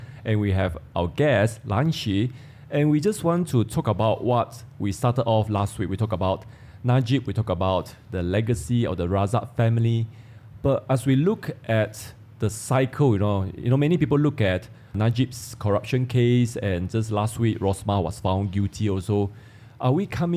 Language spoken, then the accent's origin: English; Malaysia; growing up in Malaysia